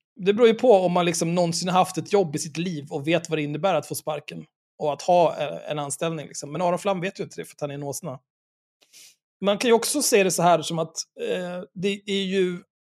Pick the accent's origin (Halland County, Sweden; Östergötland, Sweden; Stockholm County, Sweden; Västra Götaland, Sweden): Stockholm County, Sweden; Stockholm; Stockholm, där jag kommer ifrån